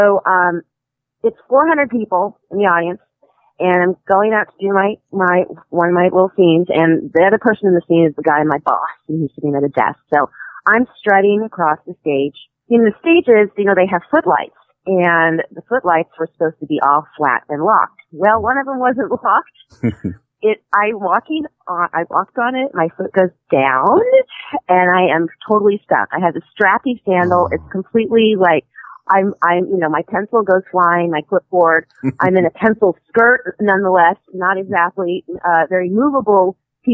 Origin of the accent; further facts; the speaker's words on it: Missouri, United States; I'm from Missouri.